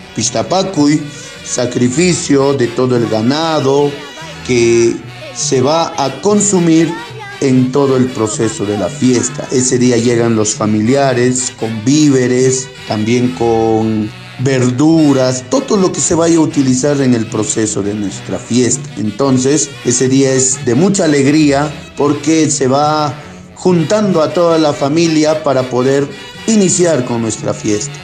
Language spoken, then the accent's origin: Spanish; Carhuamayo, Junín, Peru; nuestro distrito de Carhuamayo